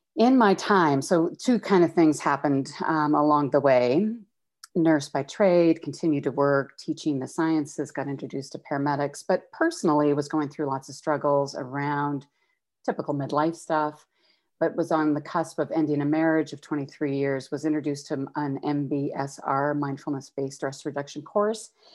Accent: Calgary, Alberta, Canada; moved away as an adult; now in Toronto, Canada; born and raised in Calgary

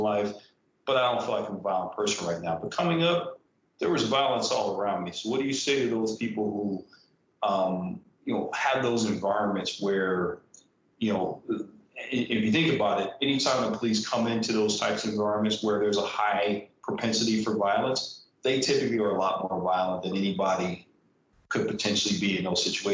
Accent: San Diego, California, United States; growing up in Southeast San Diego, that if I got stopped by the cops and I didn't run, I was getting my ass whooped

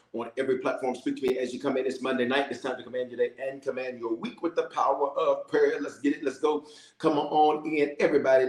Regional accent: Memphis, Tennessee, United States; also born or lived in Denver, Colorado; I was born in Denver, but raised in Memphis

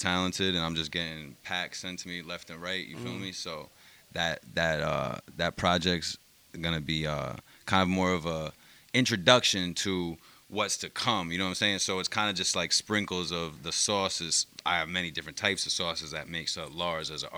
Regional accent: Albany, New York, United States; I'm from Albany, New York

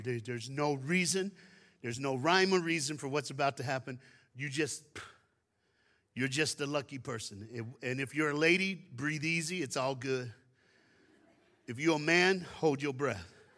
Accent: Tennessee, United States; now in Dallas, United States; I was born in Tennessee and I live in Dallas, Texas. So I'm a Southern man

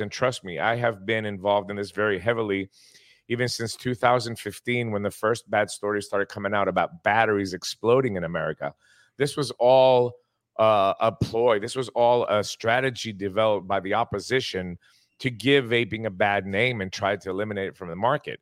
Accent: Greece; also born or lived in Tennessee, United States; Greece, which is my home country

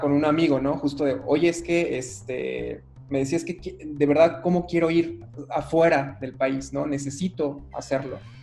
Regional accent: Mexico City, Mexico; moved away as an adult; now in Cuernavaca, Mexico; Yo soy de la Ciudad de México

